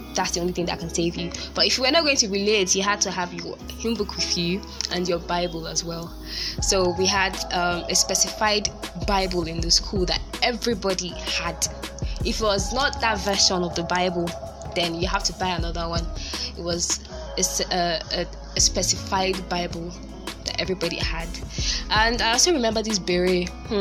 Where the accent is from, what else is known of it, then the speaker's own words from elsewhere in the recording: Lagos, Nigeria; I went to an only-girl school. Methodist Girls High School, Lagos